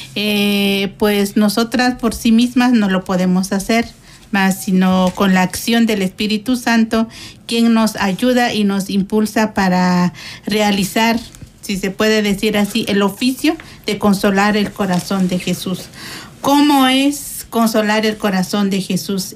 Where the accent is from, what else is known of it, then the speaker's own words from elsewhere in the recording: Guatemala; moved away as an adult; now in San Salvador, El Salvador; soy originaria de Guatemala y tengo un mes este, llegando aquí a la comunidad de San Salvador